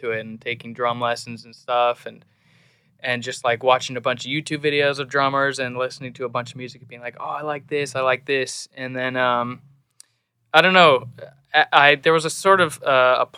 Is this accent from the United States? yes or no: yes; Seattle, Washington, United States; moved away as an adult; now in Nashville, United States; I was born and raised in Seattle, Washington